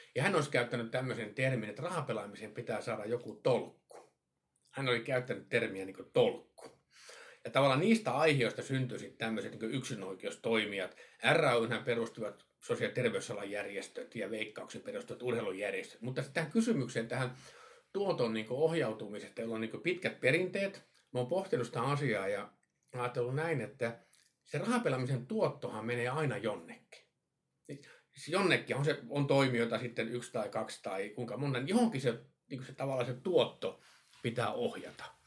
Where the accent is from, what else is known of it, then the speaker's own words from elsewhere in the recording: Kemijärvi, Lapland, Finland; Mä itse Kemiärältä kotoisin.